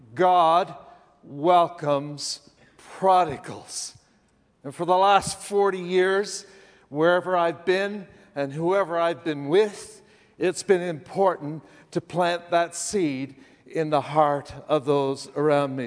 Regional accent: Canada; I'm Canadian, you know, that place north of the border

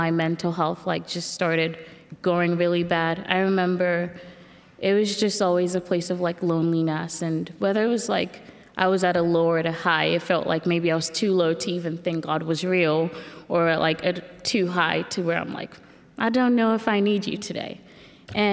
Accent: Nigeria; moved away; I grew up in Nigeria

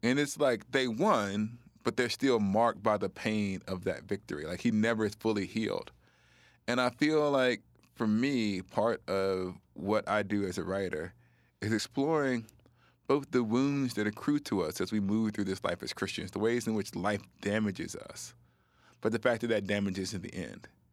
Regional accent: the South, United States; I was a black person growing up in the South, experiencing poverty and racism.

